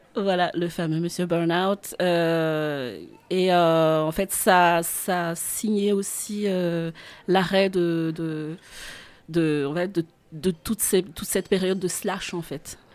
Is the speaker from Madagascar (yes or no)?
yes; Central Highlands, Madagascar; moved away as an adult; now in France; je suis née à Madagascar